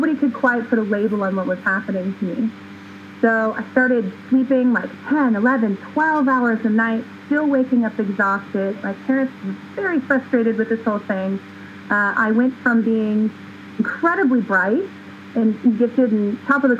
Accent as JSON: {"language": "English", "region": "California", "country": "United States", "tie": "born or raised there", "moved": "as an adult", "lives_now": "Oregon, United States", "said": "born and raised in California"}